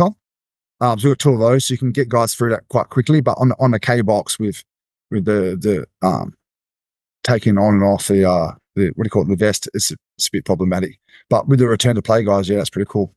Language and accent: English; Australia; as an Aussie coming to Vegas